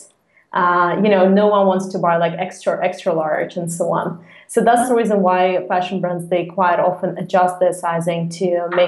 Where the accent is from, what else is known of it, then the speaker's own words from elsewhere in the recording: Moscow, Russia; moved away as an adult; now in Copenhagen, Denmark; I'm originally from Russia, from Moscow, and I moved to Copenhagen two and a half years actually ago.